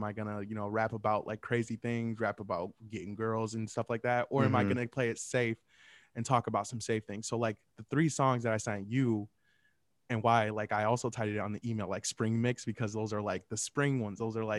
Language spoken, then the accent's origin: English; Michigan, United States; I mean, I know I'm from Michigan, but, like, still, like